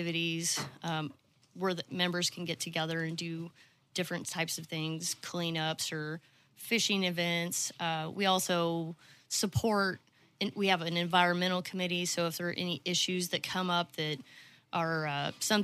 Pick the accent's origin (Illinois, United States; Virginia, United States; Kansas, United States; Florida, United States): Kansas, United States; Manhattan; moved away as an adult; also born or lived in Mountain Home, Arkansas; now in Arkansas, United States; originally I'm from Kansas